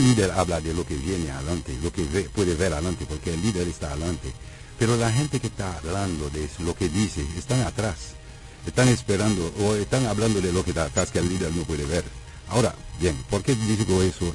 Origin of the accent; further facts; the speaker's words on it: Haiti; Yo conozco mi pueblo, yo conozco Haití